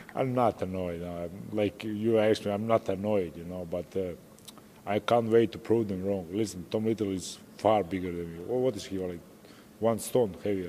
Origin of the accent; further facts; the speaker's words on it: Croatia; English is a second language; I'm from Croatia, from a small country. I represent Croatia here